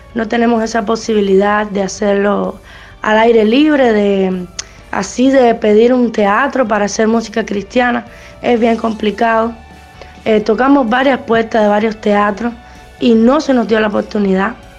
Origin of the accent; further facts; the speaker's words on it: Cuba; yo soy de Cuba